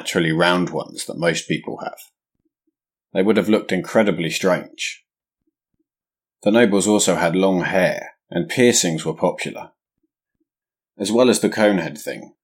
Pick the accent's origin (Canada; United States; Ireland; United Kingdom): United Kingdom; England; As an Englishman